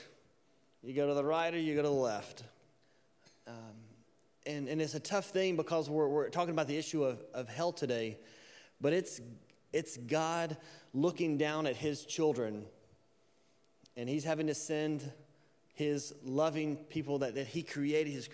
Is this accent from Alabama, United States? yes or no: yes; Alabama, United States; I'm from Alabama